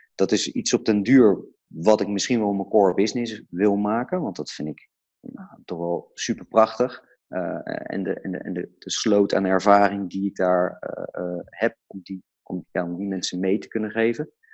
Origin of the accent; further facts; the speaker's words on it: Delft, South Holland, Netherlands; ik kom zelf uit Delft.